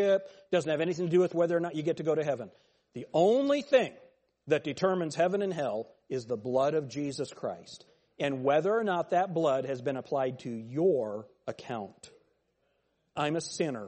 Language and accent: English; United States; I was born in America.